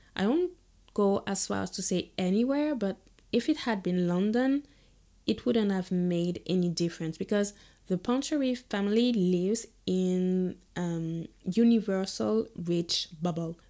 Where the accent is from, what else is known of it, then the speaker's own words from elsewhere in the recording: Guadeloupe; growing up in Guadeloupe